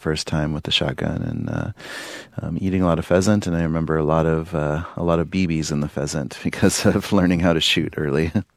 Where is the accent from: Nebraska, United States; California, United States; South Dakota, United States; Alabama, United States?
South Dakota, United States; Pine Ridge; when I was growing up on Pine Ridge